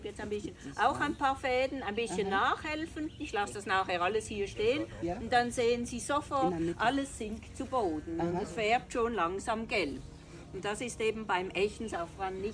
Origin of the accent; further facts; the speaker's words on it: Riehen, Basel-Stadt, Switzerland; moved away as an adult; now in Morocco; Ich komme aus Brünnich, aus Riechen, Basel-Stadt